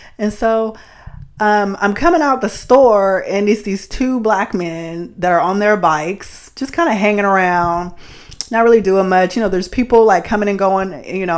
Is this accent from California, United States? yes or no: yes; Bay Area, California, United States; growing up in the Bay Area